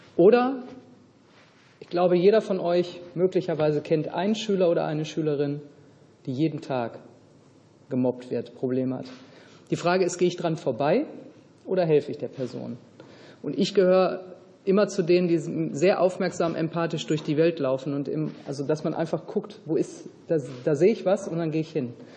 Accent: Hungary; wir kommen ja aus Ungarn

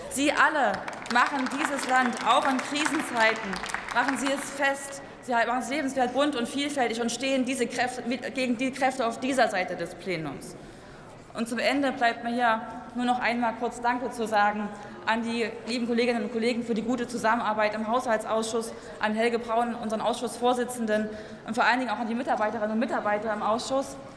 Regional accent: East Germany, Germany; als Ostdeutsche

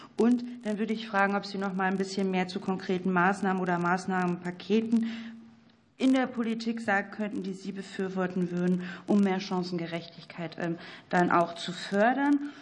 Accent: North Rhine-Westphalia, Germany; ich komme aus NRW

